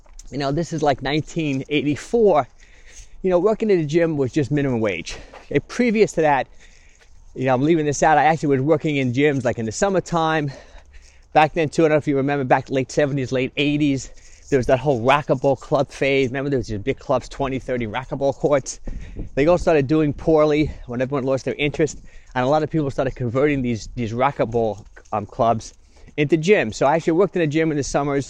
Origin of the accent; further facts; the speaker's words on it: Yonkers, New York, United States; also born or lived in Long Island; I grew up in Yonkers.